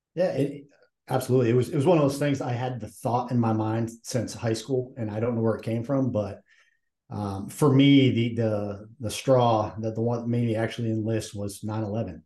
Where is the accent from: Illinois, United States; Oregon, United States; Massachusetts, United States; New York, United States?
Massachusetts, United States; I'm from Massachusetts